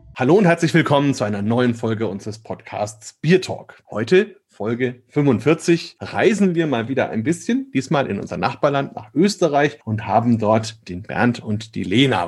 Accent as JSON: {"language": "German", "country": "Germany", "said": "bei uns in Deutschland"}